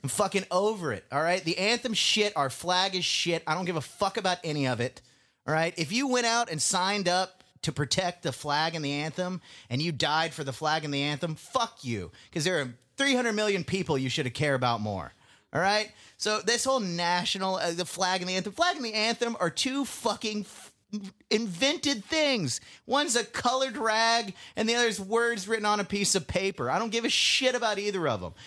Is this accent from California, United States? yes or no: no; Indian Trail, North Carolina, United States; moved away; rednecks who I grew up with in Indian Trail, North Carolina